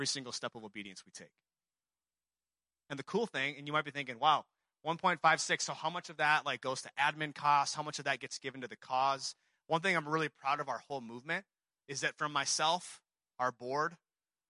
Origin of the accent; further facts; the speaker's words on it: Seoul, South Korea; moved away; I'm from Seoul, South Korea